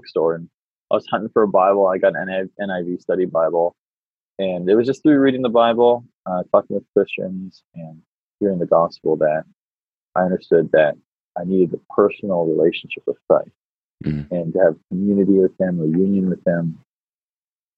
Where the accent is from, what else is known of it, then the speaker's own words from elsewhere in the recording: Canada; moved away as an adult; now in United States; I'm a Canadian by birth and was raised in Canada until I was about 20, 22. And then me and my wife moved to the States